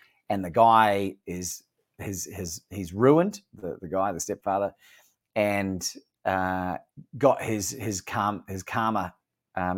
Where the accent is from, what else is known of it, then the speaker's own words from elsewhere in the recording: New Zealand; moved away as an adult; also born or lived in Melbourne, Australia; now in Mexico; I'm from New Zealand. I spent 20 years there. Moved to Melbourne when I was about 21.